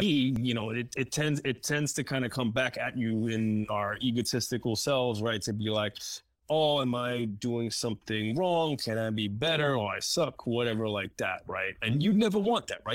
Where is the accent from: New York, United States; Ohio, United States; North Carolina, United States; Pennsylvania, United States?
New York, United States; New York City; English is a second language; moved away; I grew up in New York City and Spanish Harlem